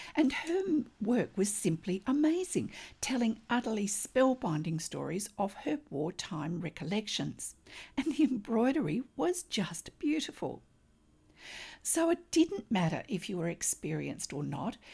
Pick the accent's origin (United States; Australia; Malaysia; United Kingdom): Australia